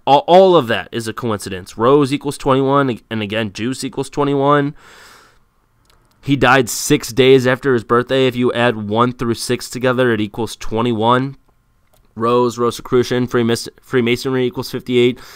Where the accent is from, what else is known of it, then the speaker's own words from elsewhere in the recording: United States; I'm an American